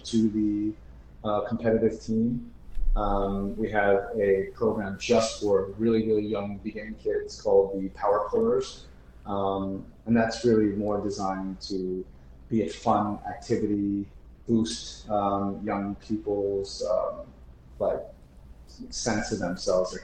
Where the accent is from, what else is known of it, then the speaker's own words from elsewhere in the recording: Wayne, New Jersey, United States; now in Newark, United States; I grew up in Wayne, New Jersey, the first 20 plus years of my life.